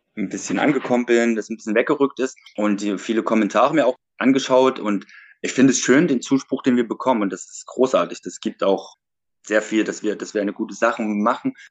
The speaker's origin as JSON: {"language": "German", "town": "Leipzig", "region": "Saxony", "country": "Germany", "said": "ich komme aus Leipzig"}